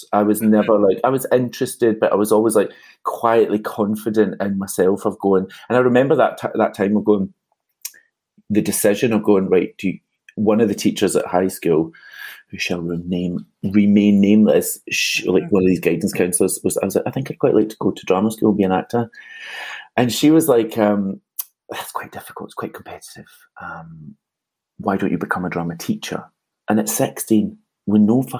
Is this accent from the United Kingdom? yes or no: yes; Glasgow, Scotland, United Kingdom; I grew up in Castlemilk